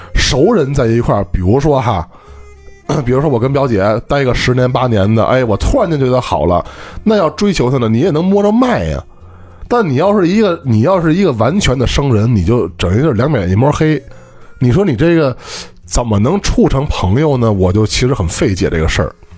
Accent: Beijing, China; 我们北京这边呢，你像我从小到大这个被教的就是吃饭

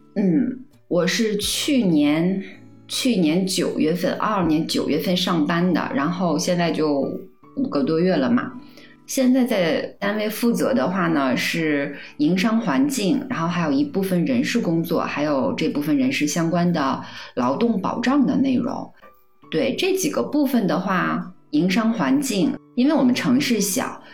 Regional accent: Northeast China, China; 我是东北的，所以他们把这叫铁饭碗

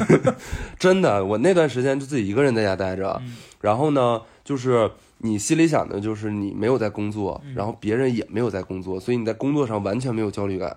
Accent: Northeast China, China; 我作为一个东北人

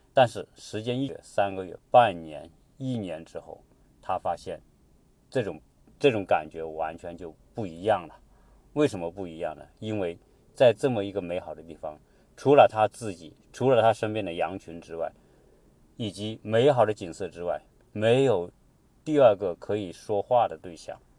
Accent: China

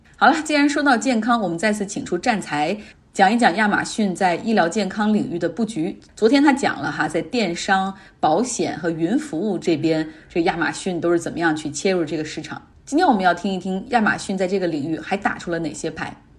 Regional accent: Northeast China, China; moved away; 我们东北人

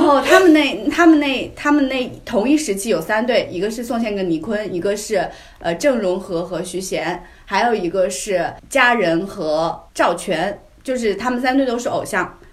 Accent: China; 像我们中国人说

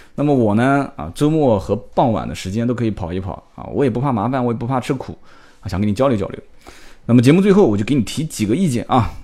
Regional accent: Nanjing, Jiangsu, China; 我们南京话讲就把你当凯子啊

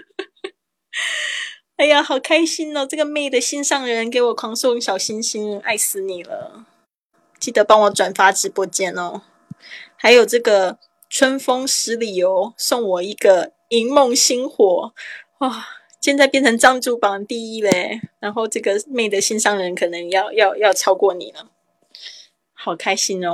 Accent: Taiwan; 我是台妹啊，台湾来的

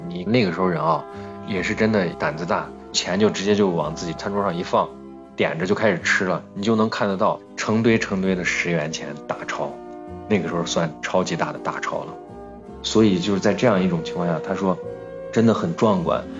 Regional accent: Xi'an, Shaanxi, China; 是因为西安人，我们到了前线的第一件事情是去吃他的羊肉泡馍

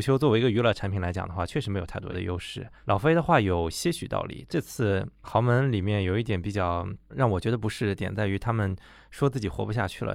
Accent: China; 对我们中国人来讲

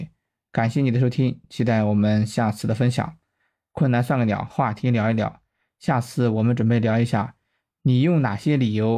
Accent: Shandong Peninsula, China; 我呢是出生在山东半岛的一个小镇上，这个镇的经济还可以，自称为齐鲁五大古镇之一。

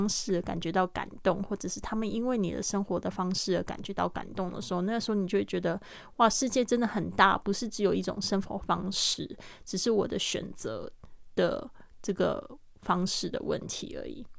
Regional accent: France; Chinese is a second language; Because I'm French。就是说呢，因为我是法国人，it's easier for me

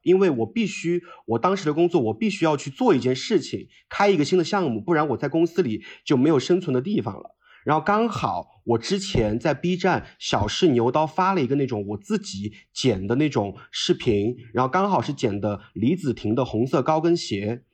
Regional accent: Chengdu, Sichuan, China; also born or lived in Beijing; 因为我是成都人

